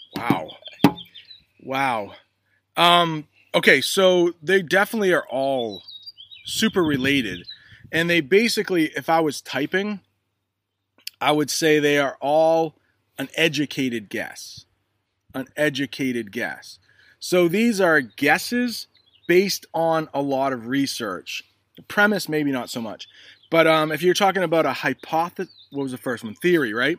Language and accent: English; the North, United States; us in the north